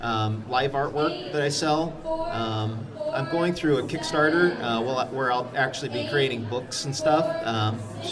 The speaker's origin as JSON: {"language": "English", "town": "Hanna City", "region": "Illinois", "country": "United States", "tie": "born or raised there", "said": "I'm from the Hanna City area. I'm a lifelong resident of Peoria"}